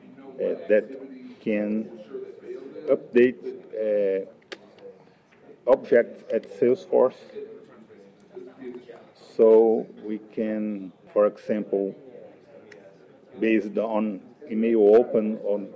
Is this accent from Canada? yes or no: no; Brazil; We are from Brazil